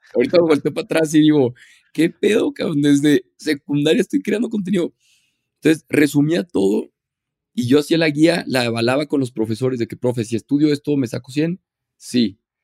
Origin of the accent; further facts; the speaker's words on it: Torreón, Coahuila, Mexico; soy de Torreón, Coahuila